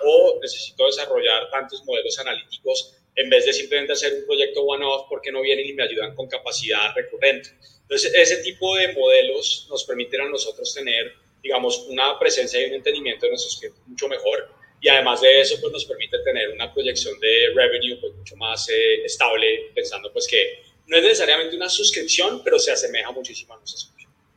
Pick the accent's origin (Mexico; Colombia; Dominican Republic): Colombia; yo soy de, de Colombia